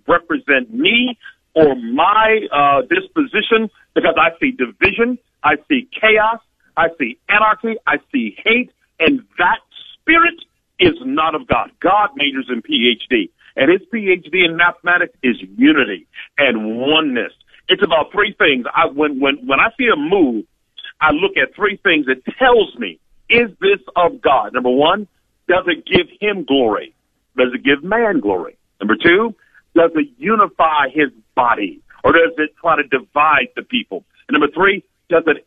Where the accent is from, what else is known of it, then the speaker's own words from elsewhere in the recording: Cleveland, Ohio, United States; I love my hometown. Cleveland